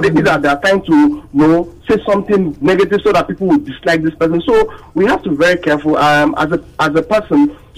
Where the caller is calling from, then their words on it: Bariga, Lagos, Nigeria; I'm calling from Bariga.